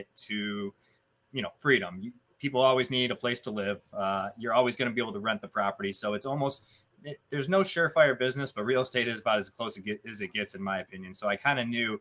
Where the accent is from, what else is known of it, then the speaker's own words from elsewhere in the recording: Cleveland, Ohio, United States; I am from Cleveland, Ohio. I live in a suburb about 20 minutes east of Cleveland, born and raised here.